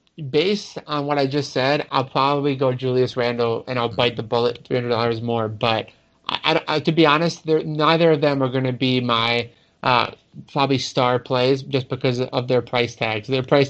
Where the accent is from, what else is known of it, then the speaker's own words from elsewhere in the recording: New York, United States; as a New Yorker